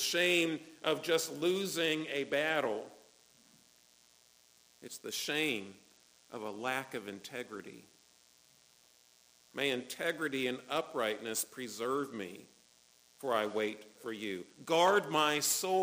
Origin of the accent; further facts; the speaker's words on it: United States; I'm an American.